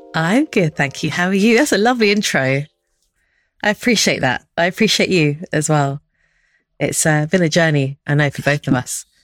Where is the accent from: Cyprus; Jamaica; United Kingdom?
United Kingdom; London; also born or lived in Stockholm, Sweden; I grew up in Northwest London and Harrow